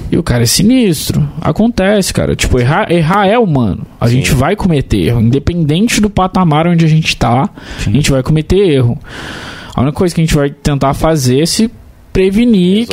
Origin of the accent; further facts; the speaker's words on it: Barra Mansa, Rio de Janeiro, Brazil; eu sou de Barra Mansa